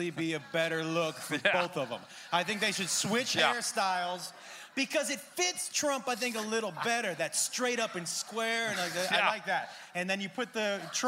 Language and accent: English; Massachusetts, United States; I grew up in Massachusetts